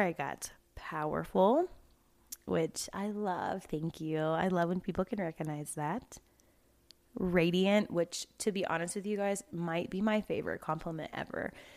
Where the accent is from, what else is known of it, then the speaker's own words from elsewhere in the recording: the South, United States; accent: twang; now in Colorado, United States; I'm from the South, so everything has twang to it